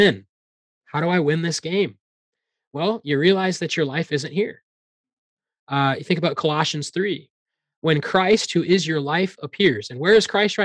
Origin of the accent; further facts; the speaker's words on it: Iowa, United States; I grew up in Iowa